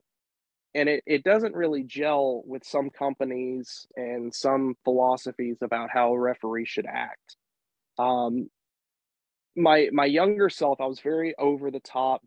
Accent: Nashville, Tennessee, United States; when GCW was in Nashville last year, I refereed my first legitimate world title match in front of my hometown

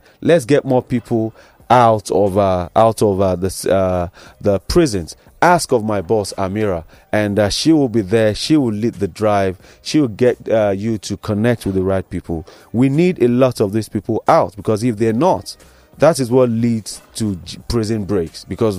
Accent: Nigeria; as a Nigerian

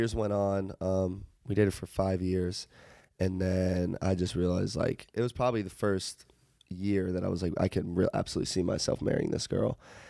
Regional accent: Charlotte, North Carolina, United States; moved away

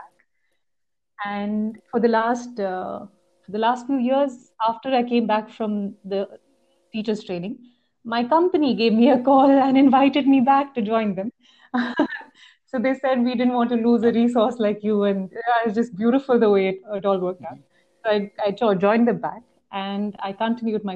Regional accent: Chandigarh, India; moved away; I'm actually from Chandigarh. Come back to meet my parents

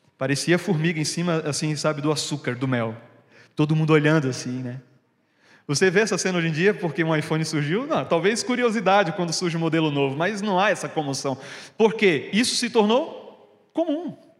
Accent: Pernambuco, Brazil; now in Curitiba, Brazil; Eu sou de Pernambuco, né? Finalmente, depois de três anos, vou voltar para minha terra nas férias agora

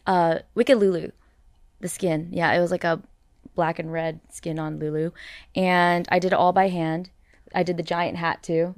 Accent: Canada; I'm Canadian.

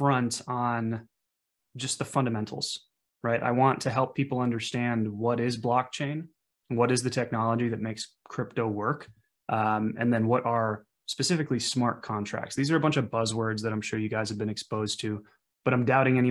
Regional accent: central Wisconsin, United States; I was born and raised in a small town in sort of central Wisconsin.

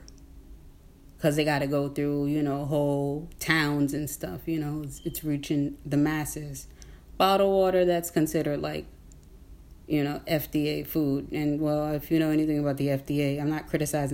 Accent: Newark, New Jersey, United States; I'm in Newark. I'm from Newark, Newark, New Jersey

